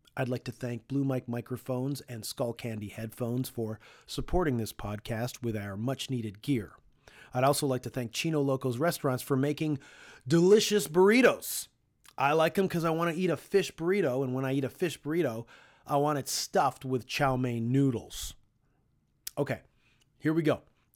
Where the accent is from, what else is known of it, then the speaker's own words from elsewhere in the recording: Toronto, Ontario, Canada; There have often been times when someone on the road finds out we're from Toronto and asks us if we know Dan Burke.